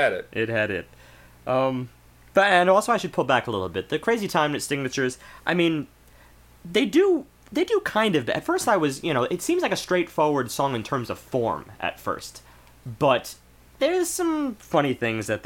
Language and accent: English; United States; We're American